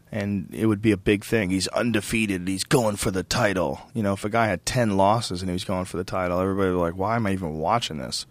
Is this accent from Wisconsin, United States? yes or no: no; Boston, Massachusetts, United States; also born or lived in New Jersey; I was born in New Jersey, and I grew up in Boston